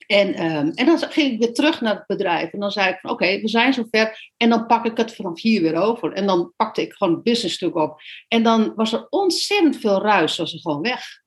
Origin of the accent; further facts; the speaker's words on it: Netherlands; moved away as an adult; wij uit Nederland zijn gegaan en op reis zijn gegaan.